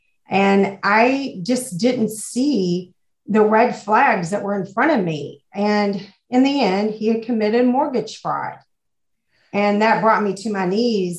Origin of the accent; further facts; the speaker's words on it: Louisville, Kentucky, United States; accent: Southern; I'm from Louisville, Kentucky